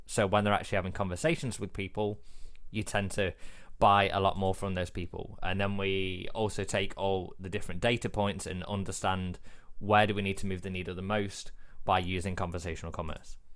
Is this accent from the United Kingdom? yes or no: yes; England, United Kingdom; I'm English